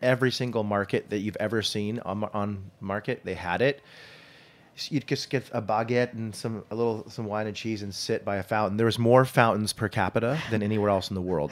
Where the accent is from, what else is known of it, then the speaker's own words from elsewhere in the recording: Saratoga, California, United States; growing up in Saratoga Hills in the, in the Silicon Valley